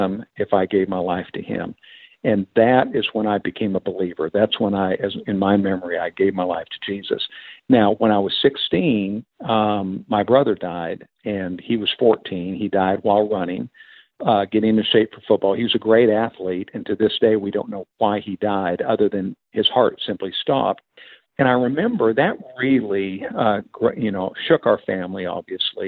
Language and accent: English; Whitefish, Montana, United States; moved away; I grew up in Whitefish, Montana